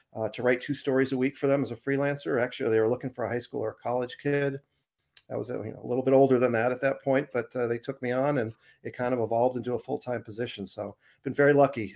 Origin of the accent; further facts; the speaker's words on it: Arizona, United States; moved away as an adult; also born or lived in Boston; now in Portland, Maine, United States; I grew up in Ari, Arizona, I moved to Boston after college, and then I moved up to, uh, Portland